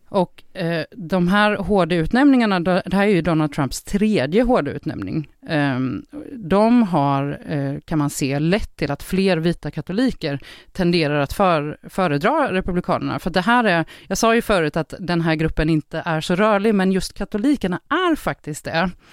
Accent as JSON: {"language": "Swedish", "town": "Jönköping", "region": "Jönköping County", "country": "Sweden", "said": "jag kommer från Sveriges Jerusalem. Ja, det är Jönköping såklart"}